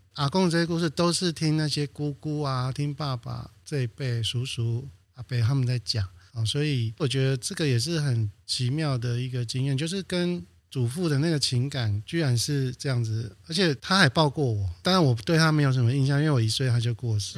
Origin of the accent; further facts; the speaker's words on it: Banqiao, New Taipei, Taiwan; also born or lived in Provence, France; 我已经是在板桥出生成长了